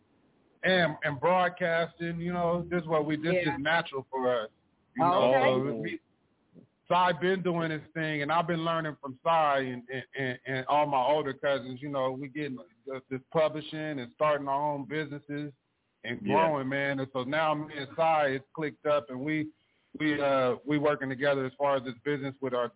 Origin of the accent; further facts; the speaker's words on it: Atlanta, Georgia, United States; now in Los Angeles, United States; I'm calling out of Los Angeles. I'm from Atlanta.